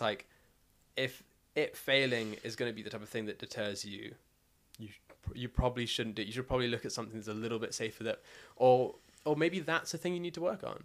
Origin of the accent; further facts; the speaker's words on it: South Africa; now in United Kingdom; I'm South African and I'm white, so therefore, off the bat, the fact that I had food on my table means that I'm in top one percent. Like, most of the country live below the breadline.